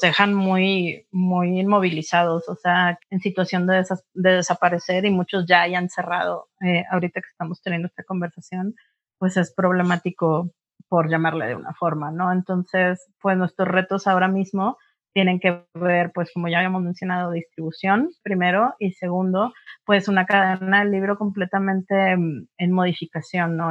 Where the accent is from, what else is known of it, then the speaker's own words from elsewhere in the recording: Monterrey, Nuevo León, Mexico; now in Mexico City, Mexico; yo soy regia